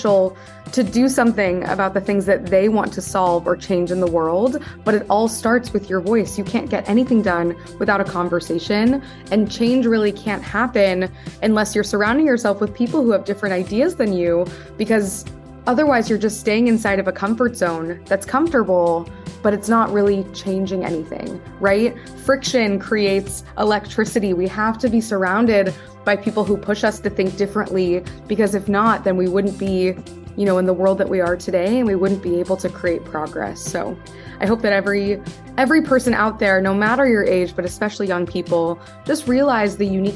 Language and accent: English; Midwest, United States; moved away as an adult; also born or lived in East Coast; born in the Midwest, and my whole story really starts when I was growing up in an environment where I was very different from my peers